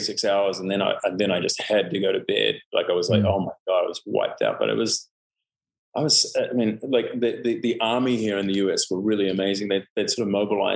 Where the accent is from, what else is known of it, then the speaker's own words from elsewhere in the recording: New Zealand; also born or lived in Canada; now in Los Angeles, United States; I moved from Canada to New Zealand when I was almost five. Mm. And I just always felt, you know, like a foreigner, even though, you know, I essentially grew up in New Zealand